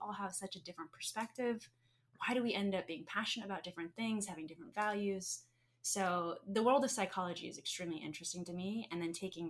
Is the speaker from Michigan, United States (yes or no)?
no; Arizona, United States; I'm native Arizonan